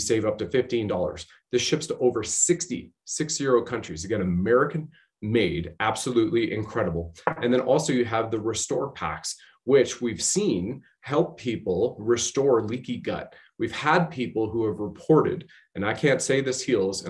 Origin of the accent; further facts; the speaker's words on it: Canada; also born or lived in Ontario; I was serving my country as a Canadian infantry soldier